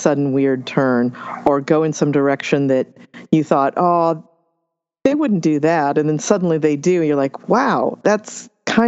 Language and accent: English; Los Angeles County, California, United States; I grew up in Los Angeles County